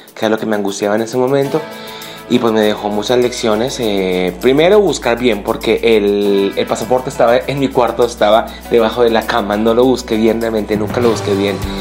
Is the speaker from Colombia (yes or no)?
yes; Colombia; como buen colombiano